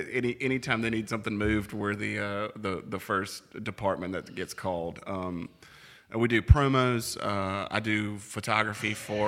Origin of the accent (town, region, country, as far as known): Greenville, Mississippi, United States; born or raised there; also born or lived in Tupelo, Mississippi